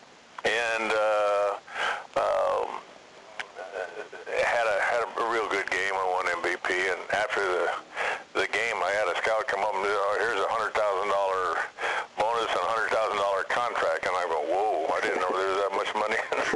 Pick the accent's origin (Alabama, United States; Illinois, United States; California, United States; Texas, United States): California, United States; Fresno; born or raised there